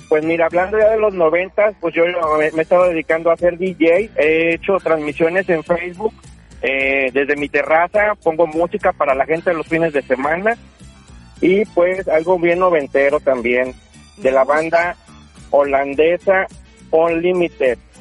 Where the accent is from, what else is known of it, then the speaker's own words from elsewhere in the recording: Tampico, Tamaulipas, Mexico; soy de Tampico, Tamaulipas.